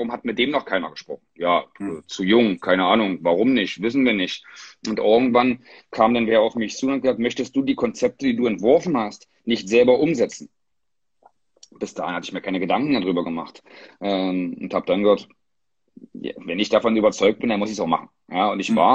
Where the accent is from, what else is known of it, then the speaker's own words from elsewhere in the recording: Magdeburg, Saxony-Anhalt, Germany; ich wusste, dass mein Lebensmittelpunkt äh, bitte in meiner Heimat, in Magdeburg bleiben möchte äh, wo meine Töchter geboren sind